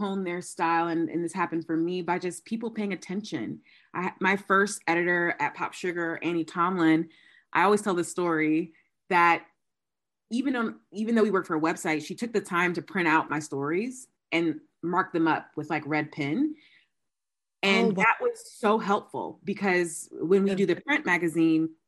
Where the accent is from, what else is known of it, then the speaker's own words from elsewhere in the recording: Georgia, United States; I'm from Georgia.